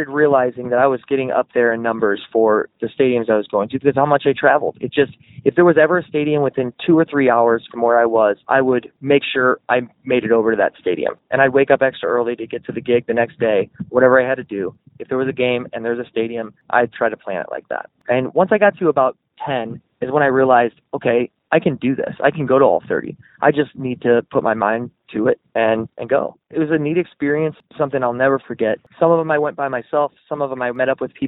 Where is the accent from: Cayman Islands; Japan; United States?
United States; St. Louis, Missouri; I'm from St. Louis